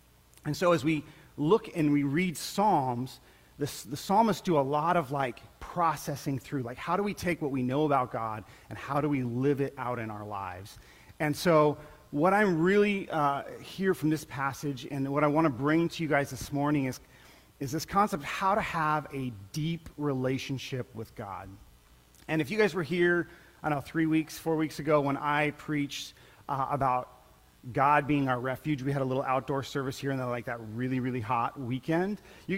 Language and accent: English; Colombia; Many of you guys knew I grew up in Colombia, South America, and as a missionary kid, and it was a pretty amazing time in my life.